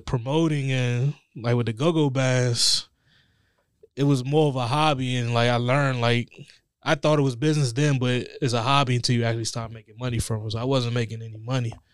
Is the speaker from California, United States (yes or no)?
no; Forestville, Maryland, United States; I grew up in Forestville